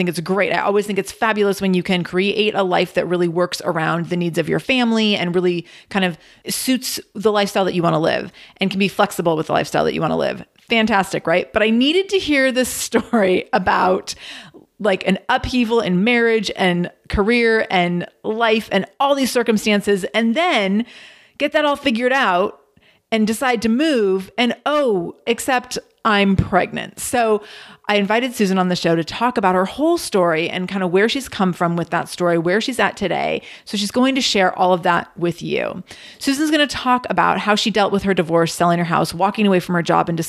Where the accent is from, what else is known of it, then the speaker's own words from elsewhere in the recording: England, United Kingdom; Sarah, I am English, and I started my professional career as a programmer for Nissan.